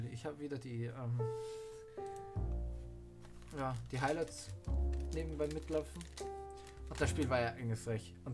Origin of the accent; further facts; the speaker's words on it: Austria; ich bin ja ein Austrian Man, ich komme aus Österreich